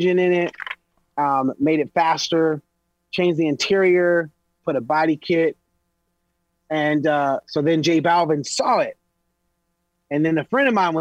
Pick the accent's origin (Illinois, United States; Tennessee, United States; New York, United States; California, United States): California, United States; Los Angeles; I'm from East LA, bro. I was one of the only black families in an all Mexican neighborhood